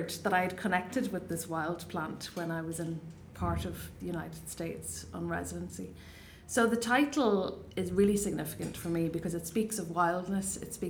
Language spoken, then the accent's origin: English; Ireland; first language Irish; English is a second language; I was away from Ireland, away from home